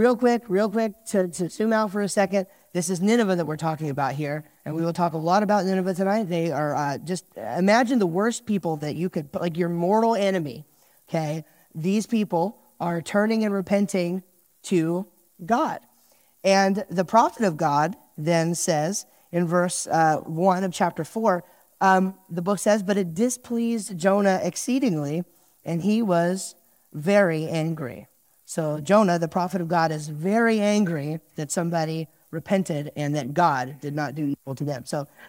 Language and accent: English; New Jersey, United States; And I'm from New Jersey, so I at least have an excuse to have bad driving skills and road rage issues.